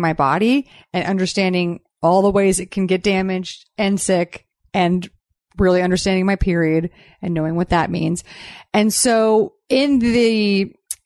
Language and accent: English; Texas, United States; Growing up in Texas